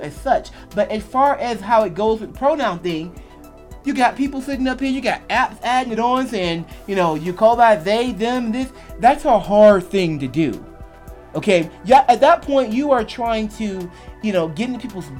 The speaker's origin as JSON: {"language": "English", "country": "United States", "said": "I'm an American bi guy."}